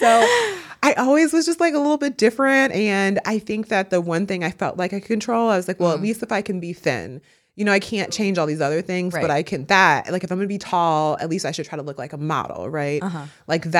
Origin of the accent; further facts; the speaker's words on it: Midwest, United States; I grew up in the Midwest. I went to a small school in the suburbs.